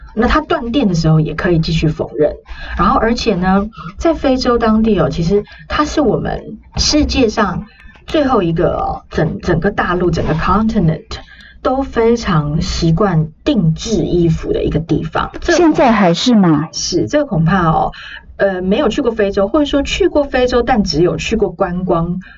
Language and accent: Chinese; Taiwan; 我来自台湾